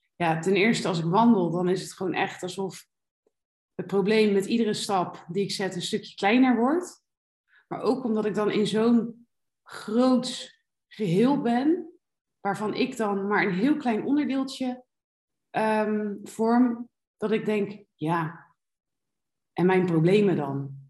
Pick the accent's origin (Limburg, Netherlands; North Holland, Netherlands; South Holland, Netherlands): South Holland, Netherlands; Rotterdam; moved away as an adult; also born or lived in Alicante, Spain; now in Malaga, Spain; ik kom uit Rotterdam. Daar ben ik niet geboren, maar wel getogen